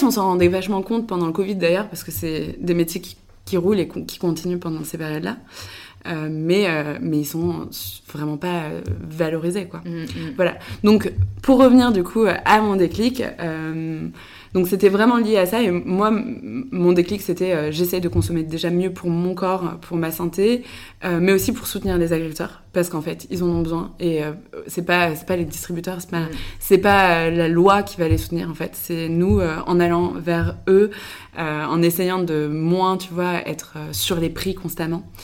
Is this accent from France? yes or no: yes; Le Mans, Pays de la Loire, France; also born or lived in Paris / Angers; Moi, je suis née à Paris, mais non, je suis après partie avec ma famille. On est parti au Mans. Donc j'ai fait une grande partie de mon enfance à au Mans.